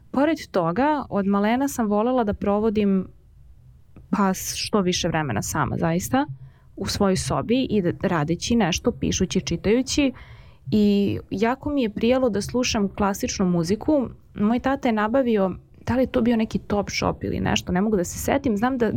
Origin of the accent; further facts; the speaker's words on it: Belgrade, Serbia; kad sam bila mala kristali nisu postojali u Beogradu